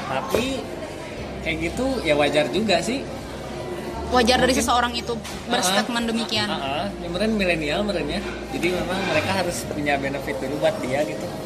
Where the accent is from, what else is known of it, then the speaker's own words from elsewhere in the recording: West Java, Indonesia; mencerminkan kita orang Sunda banget